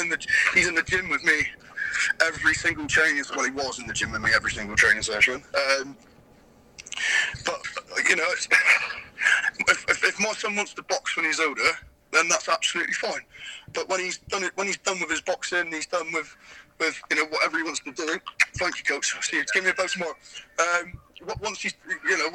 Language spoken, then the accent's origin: English; Plymouth, South West England, United Kingdom; I'm from Plymouth, you know, Plymouth, Devon, we were pirates down here, mate.